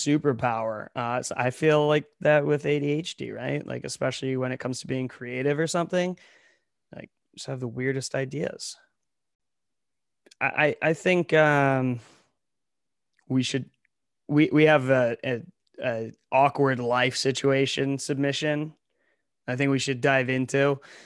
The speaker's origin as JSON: {"language": "English", "region": "Ohio", "country": "United States", "moved": "yes", "lives_now": "New York, United States", "said": "We're both from Ohio"}